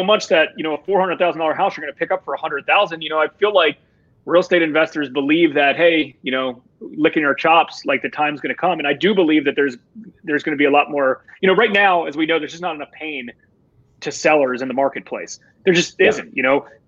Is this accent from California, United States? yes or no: no; Rockville, Maryland, United States; growing up in Rockville, Montgomery County